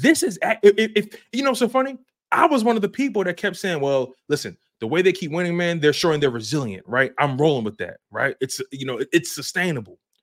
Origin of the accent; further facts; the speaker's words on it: Philadelphia, Pennsylvania, United States; I'm born and raised in Philly, North Philadelphia, baby, twenty-third and Dolphin